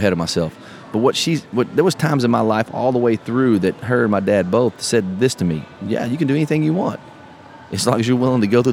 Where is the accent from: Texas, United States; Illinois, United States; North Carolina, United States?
Texas, United States; we're from Texas